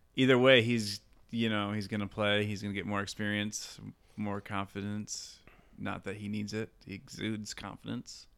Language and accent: English; Grand Haven, Michigan, United States; moved away; I'm from Grand Haven